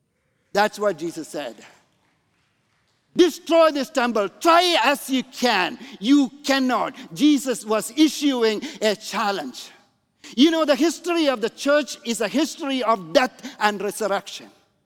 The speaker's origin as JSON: {"language": "English", "country": "Canada", "said": "Because I'm coming from Canada, by the way. Canada, you know, the mega church in Toronto is around 1,500 people"}